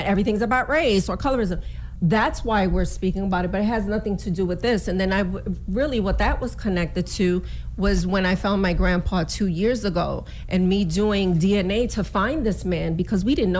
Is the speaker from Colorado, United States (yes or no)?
no; Bronx, New York, United States; also born or lived in Brooklyn; People knew I was Puerto Rican. People knew I was born in Brooklyn, raised in the Bronx.